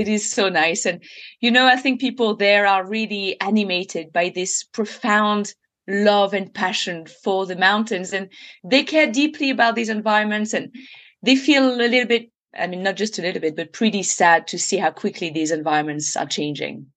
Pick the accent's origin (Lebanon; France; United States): France; I was literally born in it, and I remember spending my entire childhood just hiking, climbing, mountaineering